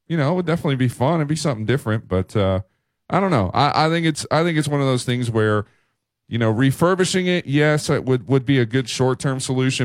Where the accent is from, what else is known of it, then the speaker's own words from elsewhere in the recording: Tampa, Florida, United States; now in Tuscaloosa, United States; I grew up in Tampa, Florida